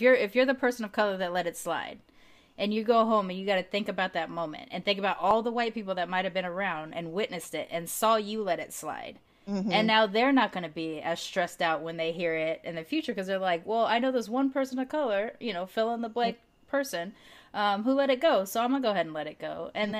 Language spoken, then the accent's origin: English; Long Beach, California, United States; When I was growing up in Long Beach, there's a lot of Mexican kids, a lot of black kids and stuff